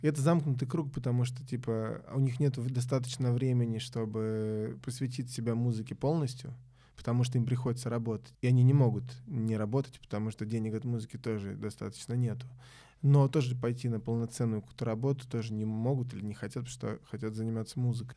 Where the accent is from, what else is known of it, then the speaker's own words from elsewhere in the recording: Belgrade, Central Serbia, Serbia; moved away; я из Белграда